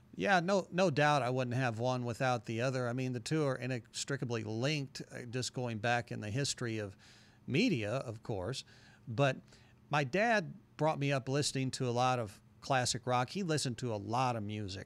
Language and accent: English; Carbondale, Illinois, United States; moved away as an adult; also born or lived in Du Quoin, Illinois; now in Murfreesboro, United States; moved to Carbondale in the second grade, and went to Carbondale school second grade through high school.